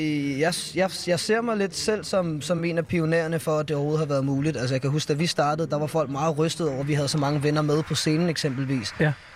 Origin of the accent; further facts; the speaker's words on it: Allerød, Capital Region of Denmark, Denmark; Jeg er fra Nordsjælland